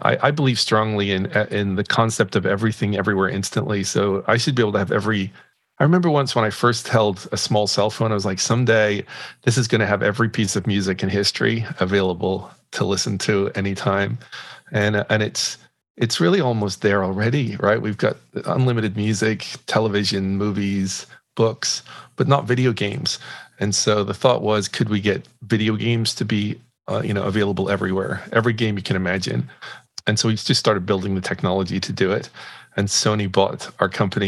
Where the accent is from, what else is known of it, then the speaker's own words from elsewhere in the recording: Northern Ireland, United Kingdom; moved away as an adult; now in United States; I'm originally from Northern Ireland. I grew up there when it was kind of crazy.